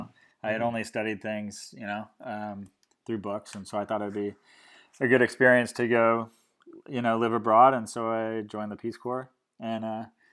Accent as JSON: {"language": "English", "town": "Menlo Park", "region": "California", "country": "United States", "also_born_or_lived": "Nepal / Laos", "moved": "as an adult", "lives_now": "California, United States", "said": "I'm originally from the San Francisco Bay Area, from a small town called Menlo Park"}